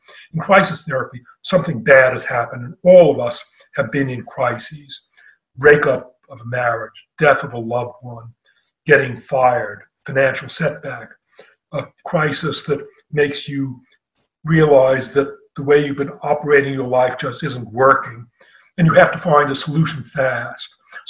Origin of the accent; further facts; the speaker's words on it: Boston, Massachusetts, United States; The first datable thing that I can remember is that just after my 5th birthday in Boston, there was a horrible fire called the Coconut